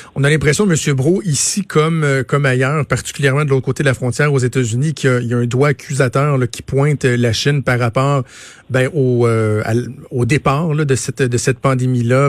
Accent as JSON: {"language": "French", "region": "Quebec", "country": "Canada", "said": "chez nous au Québec"}